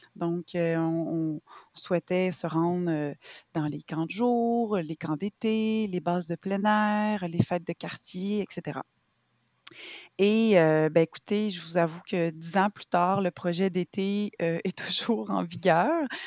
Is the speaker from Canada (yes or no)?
yes; Quebec, Canada; je suis québécoise, j'ai 37 ans